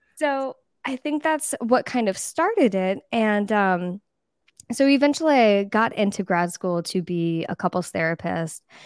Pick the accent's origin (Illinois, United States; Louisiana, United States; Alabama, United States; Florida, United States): Florida, United States; East Coast of; I grew up in a small town on the East Coast of Florida.